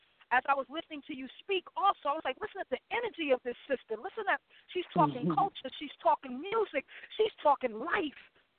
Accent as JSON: {"language": "English", "region": "New York", "country": "United States", "also_born_or_lived": "South Carolina", "said": "And I'm from New York, but my family moved to South Carolina, and I was blessed to be able to experience the culture there and the music."}